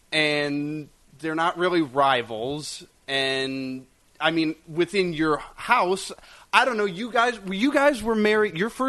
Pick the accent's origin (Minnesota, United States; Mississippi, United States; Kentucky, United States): Minnesota, United States; I grew up in Minnesota, and there's a lot of Packer fans in Minnesota